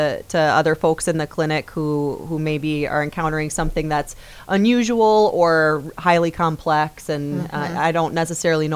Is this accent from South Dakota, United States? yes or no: yes; Brookings, South Dakota, United States; also born or lived in Denver; born and raised in Brookings and graduated from SDSU.